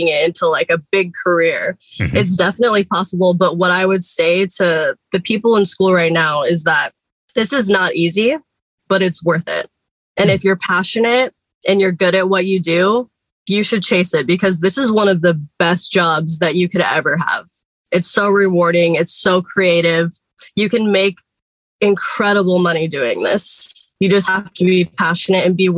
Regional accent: Seattle, Washington, United States; I grew up in Seattle, Washington.

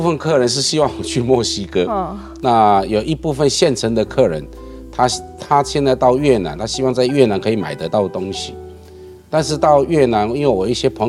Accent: Miaoli County, Taiwan; 我年轻的时候我是苗栗的乡下人，对对对对，我父母亲都务农的。

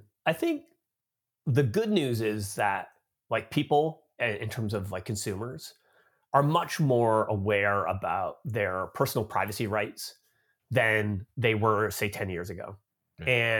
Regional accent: Canada; moved away as an adult; now in United States; So I grew up in Canada, but I've been living in the United States now for about 13 years. So I guess I'm like an expat from Canada now living in the US.

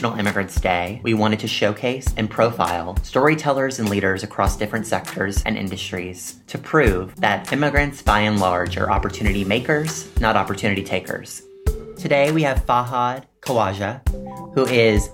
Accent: Mississippi, United States; now in New York City, United States; I come from Mississippi

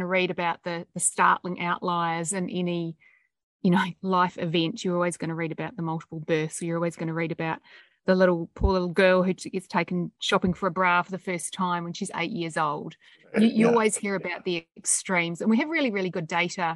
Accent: New Zealand; now in Australia; I'm a New Zealander. I grew up in New Zealand, and we're very pragmatic

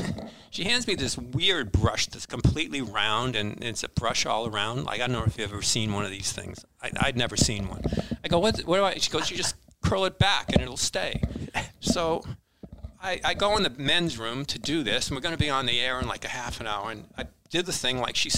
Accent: New England, United States; I'm from New England. I don't like people touching me, right?

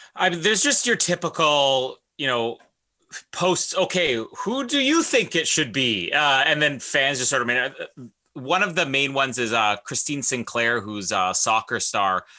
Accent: Canada

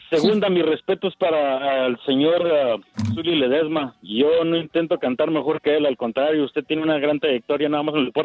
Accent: Juárez, Chihuahua, Mexico; en mi tierra Juárez.

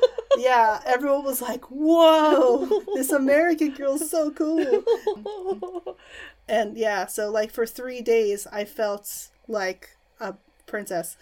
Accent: New York City, New York, United States; moved away as an adult; now in Japan; I grew up in New York City

